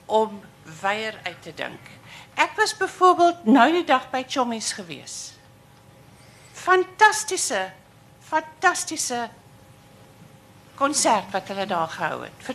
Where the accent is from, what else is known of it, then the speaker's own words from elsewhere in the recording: United States; Afrikaans is a second language; now in Stellenbosch, South Africa; ek is 'n Amerikaner en ek bly nou hierso.